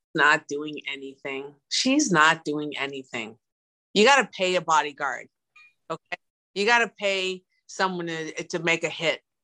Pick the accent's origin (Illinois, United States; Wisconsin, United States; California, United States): Wisconsin, United States; Milwaukee; I'm I'm from Milwaukee